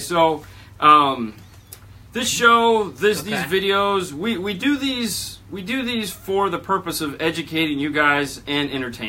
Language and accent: English; California, United States; He's from Ohio, I'm from California.